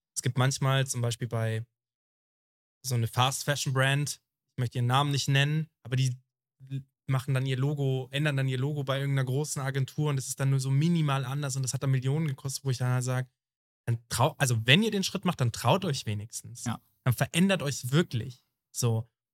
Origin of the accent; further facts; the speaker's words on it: Germany; das wird überhaupt nicht zelebriert bei uns in Deutschland.